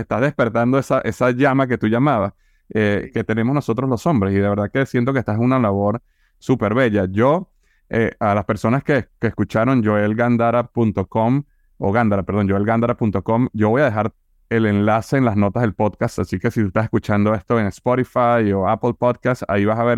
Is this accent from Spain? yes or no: no; Venezuela; now in United States; Yo vengo de Venezuela